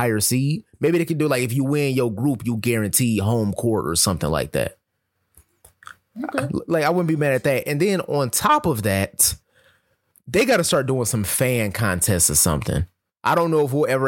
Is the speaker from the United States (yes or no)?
yes; Detroit, Michigan, United States; born or raised there